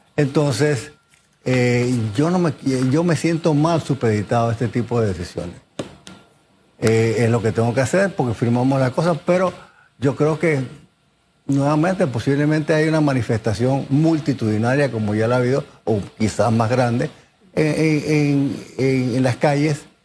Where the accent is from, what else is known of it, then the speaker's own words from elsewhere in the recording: Panama; Yo soy panameño, yo soy orgullosamente panameño